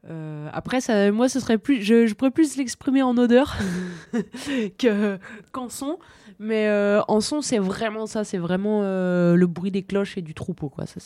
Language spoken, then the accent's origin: French; Bauges massif, Auvergne-Rhône-Alpes, France; born or raised there; now in Val d'Isère, France